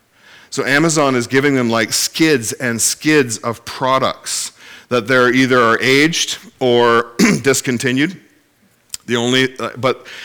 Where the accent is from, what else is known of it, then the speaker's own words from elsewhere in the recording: Ontario, Canada; now in Cape Breton, Canada; I do live there, but I'm originally from Ontario